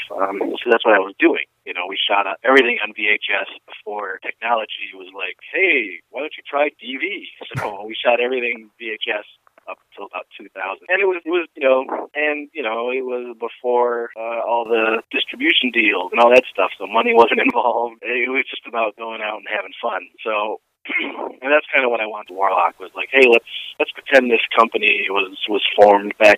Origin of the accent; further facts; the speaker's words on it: Rochester, New York, United States; I am a filmmaker from Rochester, New York